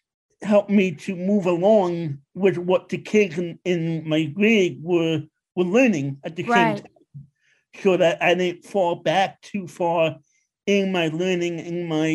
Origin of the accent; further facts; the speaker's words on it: New York City, New York, United States; moved away as an adult; also born or lived in Long Island; now in Pennsylvania, United States; I grew up in Queens.